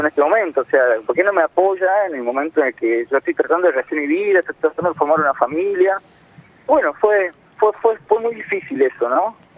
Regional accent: San Miguel de Tucumán, Tucumán, Argentina; moved away as an adult; now in Buenos Aires, Argentina; criado en Tucumán y hace 6, 7 años que vivo acá más o menos en Buenos Aires

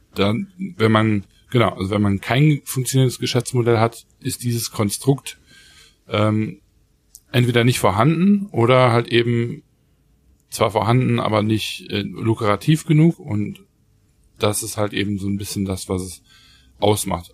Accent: Germany

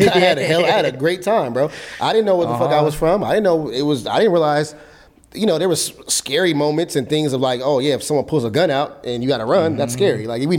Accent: Los Angeles, California, United States; this is where I'm from South Central

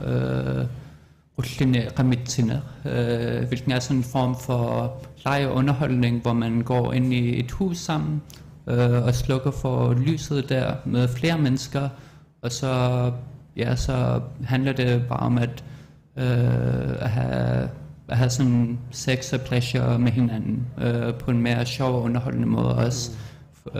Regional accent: Greenland; also born or lived in Amsterdam, Netherlands; now in Denmark; jeg er fra Nunakbut, og jeg siger, at jeg er Inuk

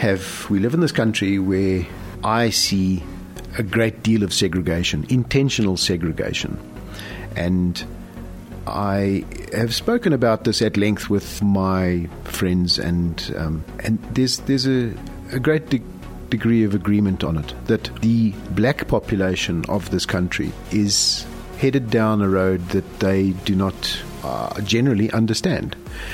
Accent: South Africa; how is it that the government doesn't refer to us as South African?

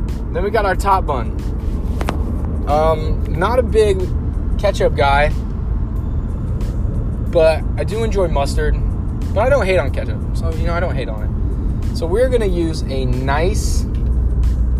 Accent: Ohio, United States; I'm from Ohio

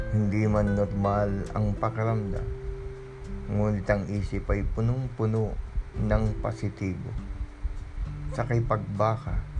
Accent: Philippines

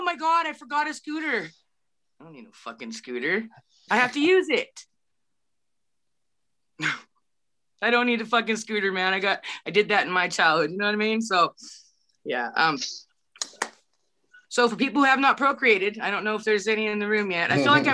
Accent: Humboldt County, California, United States; I come from Humboldt County

